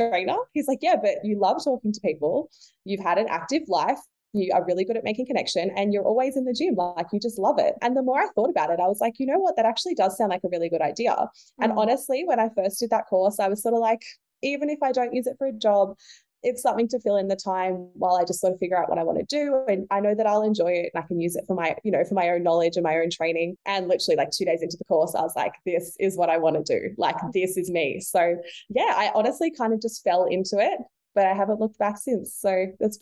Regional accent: Hawkesbury area, New South Wales, Australia; now in Sydney, Australia; I live in Sydney in Australia. I grew up in the Hawkesbury area. So like near the Blue Mountains

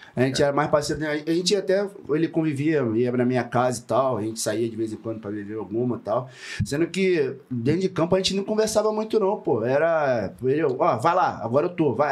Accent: Rio de Janeiro, Brazil; moved away as an adult; also born or lived in France / Chile / São Paulo; eu sou de Rocha Miranda. Eu, eu, nasci em Rocha Miranda

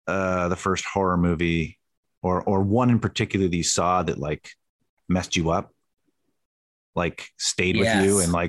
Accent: Canada; But I'm from Canada, man.

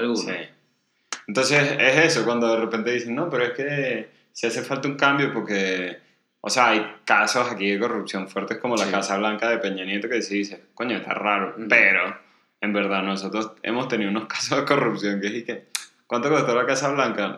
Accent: Venezuela; now in Mexico; yo vengo de Venezuela

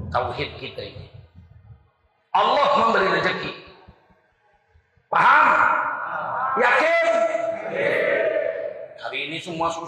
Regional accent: Sumatra, Indonesia; Kita orang Sumatera, orang Kalimantan terjadi krisis moneter 98 malah tambah kaya kita.

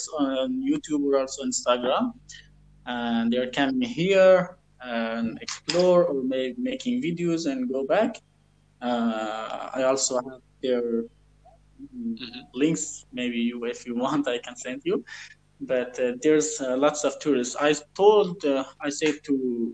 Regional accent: Afghanistan; English is a second language; I'm from Afghanistan.

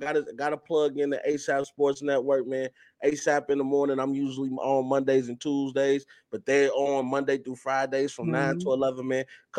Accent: Chicago, Illinois, United States; I'm from the South Side, from the mud.

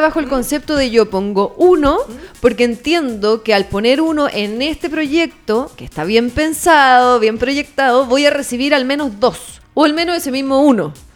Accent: Chile; si nuestro país sigue produciendo lo mismo

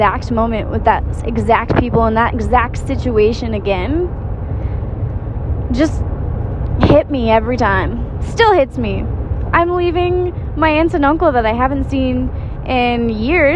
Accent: southeast rural Missouri, United States; moved away as an adult; I come from a small town in southeast rural Missouri

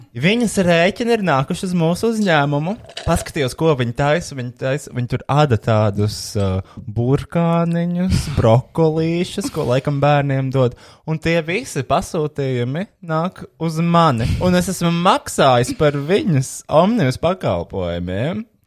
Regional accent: Riga, Latvia; Esmu satura veidotājs no Rīgas.

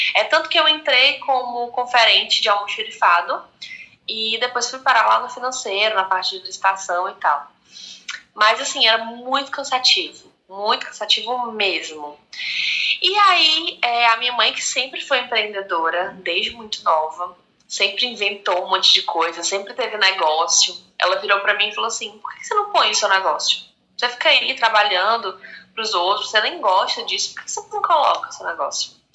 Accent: Fortaleza, Ceará, Brazil; Sou cearense de Fortaleza, 28 anos

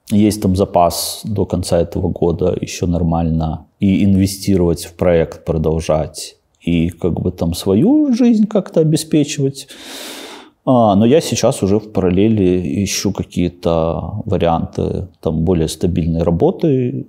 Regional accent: Babruysk, Mogilev Region, Belarus; moved away as an adult; also born or lived in Astravyets / Mikhalishki / Minsk; в Бобруйске прошло мое детство. На самом деле я вообще родился в Островце

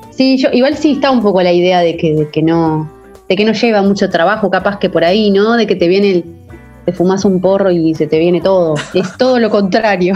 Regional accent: Costa de Oro, Canelones, Uruguay; now in Punta del Diablo, Uruguay; cerca de Montevideo y, de la Costa de Oro, de donde soy, más o menos a una hora

